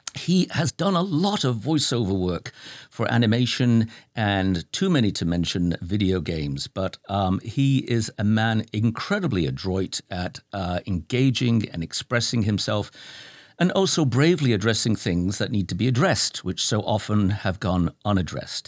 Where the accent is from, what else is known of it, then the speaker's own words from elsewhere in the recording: Lancashire, North West England, United Kingdom; I'm from Lancashire. That's my territory.